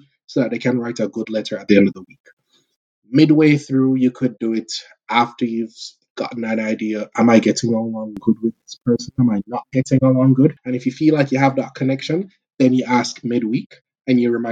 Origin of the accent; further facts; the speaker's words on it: Jamaica; moved away as an adult; now in Canada; the culture and personality we have as Jamaican people